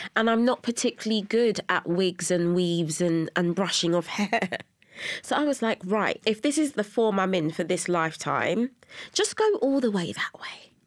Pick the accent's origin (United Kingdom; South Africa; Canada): United Kingdom; London; I was born and raised in Brixton, South London.